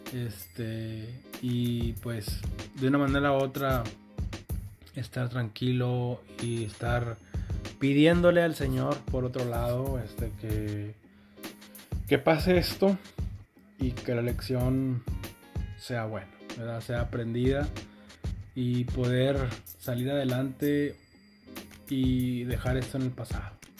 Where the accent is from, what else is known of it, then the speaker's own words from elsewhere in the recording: Mexico; aquí en México